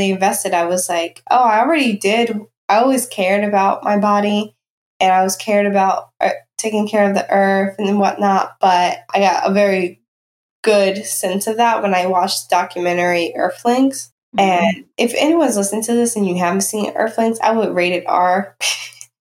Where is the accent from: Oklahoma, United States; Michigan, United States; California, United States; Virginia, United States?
Virginia, United States; Danville; I grew up in rural southwestern Virginia. I grew up in Danville, Virginia